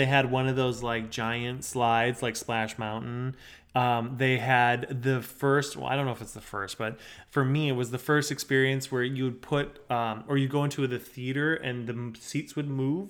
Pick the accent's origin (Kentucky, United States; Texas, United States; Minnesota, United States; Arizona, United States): Minnesota, United States; Now, I'm from Minnesota